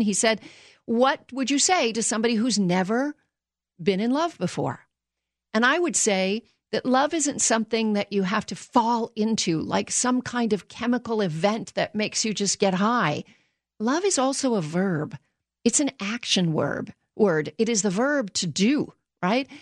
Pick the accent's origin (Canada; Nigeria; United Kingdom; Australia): Canada; now in United States; I grew up in Canada